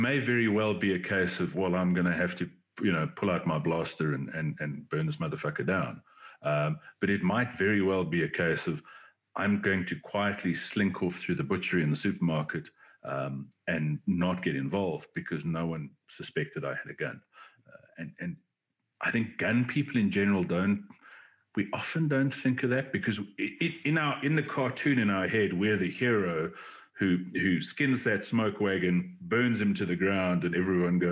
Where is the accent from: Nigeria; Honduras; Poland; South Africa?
South Africa; I'm South African, not American